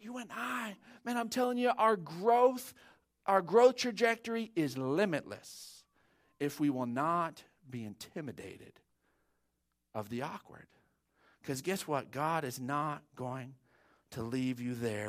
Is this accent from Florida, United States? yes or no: no; Odessa, Texas, United States; growing up in Odessa, it was seventh grade was that first year